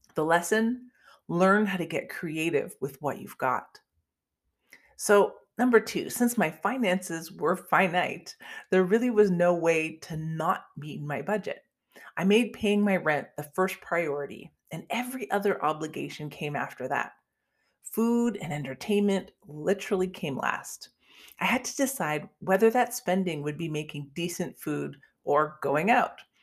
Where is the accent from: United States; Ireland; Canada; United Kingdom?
Canada; I'm actually Canadian